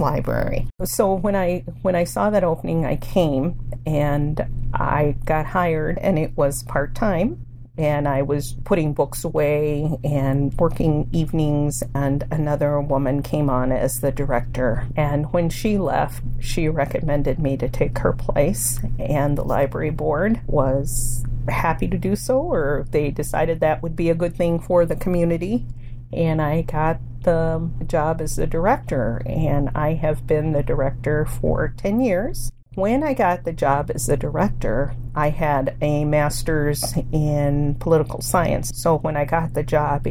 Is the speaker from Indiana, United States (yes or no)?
yes; Hammond, Indiana, United States; first language Spanish; English is a second language; also born or lived in Anchorage, Alaska; now in Tomah, United States; I grew up in Hammond, Indiana, and that's a town about 30 miles or so from Chicago